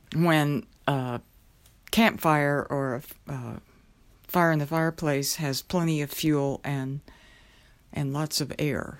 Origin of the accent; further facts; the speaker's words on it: southwest Oklahoma, United States; moved away; I remember growing up in Oklahoma, the area where I grew up was known as, uh, Tornado Alley. It was the southwest area of the state.